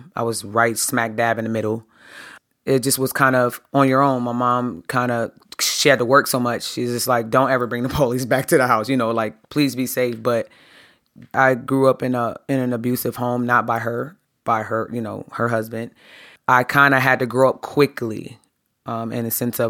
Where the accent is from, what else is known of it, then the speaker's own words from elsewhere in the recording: Harrisburg, Pennsylvania, United States; I grew up in Harrisburg, Pennsylvania.